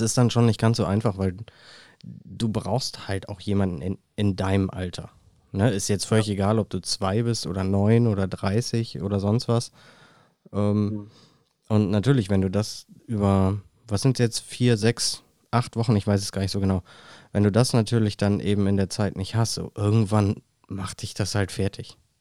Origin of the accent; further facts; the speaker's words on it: Germany; Bei uns in Deutschland